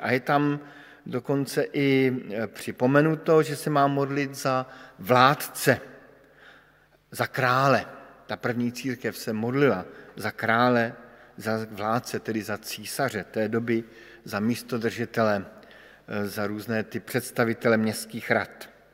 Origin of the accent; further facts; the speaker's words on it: Bohemia, Czechia; jsem přišel z Čech